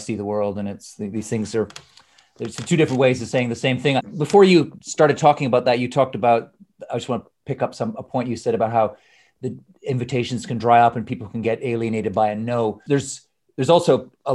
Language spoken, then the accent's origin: English; Canada; moved away as an adult; also born or lived in Scotland / Edinburgh; now in London, United Kingdom; I was born in Scotland, but I grew up in Canada